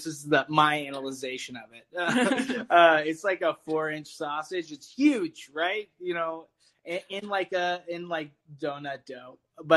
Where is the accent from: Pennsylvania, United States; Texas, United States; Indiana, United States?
Texas, United States; Keller; moved away; I'm from Fort Worth, okay. Texas, specifically Keller, which is North Texas